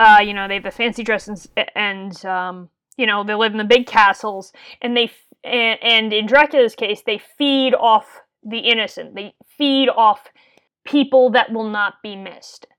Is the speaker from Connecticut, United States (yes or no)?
yes; Connecticut, United States; my home state of Connecticut